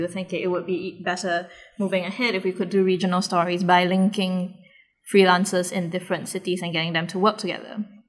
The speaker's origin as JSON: {"language": "English", "country": "Singapore", "said": "as a Singaporean"}